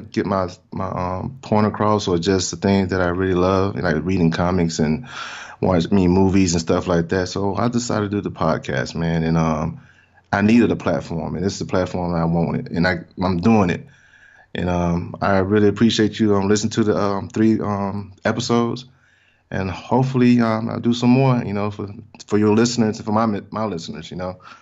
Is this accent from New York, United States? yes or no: no; Mississippi, United States; moved away; I'm from Mississippi originally